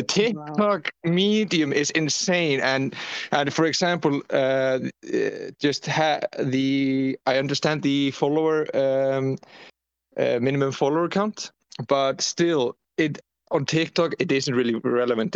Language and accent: English; Iceland; I come from Iceland